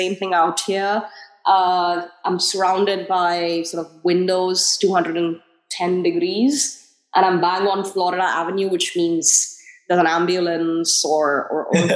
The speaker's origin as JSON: {"language": "English", "town": "New Delhi", "region": "Delhi", "country": "India", "tie": "born or raised there", "also_born_or_lived": "United States", "moved": "as an adult", "said": "I grew up in India. I grew up in New Delhi, and I lived there for 24 years, and I studied there"}